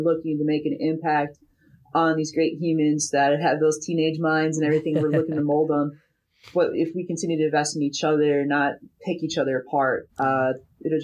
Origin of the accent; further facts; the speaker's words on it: Midwest, United States; I'm from the Midwest.